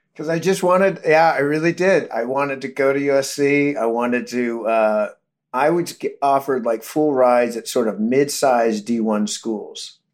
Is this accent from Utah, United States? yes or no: no; Modesto, California, United States; we grew up in Modesto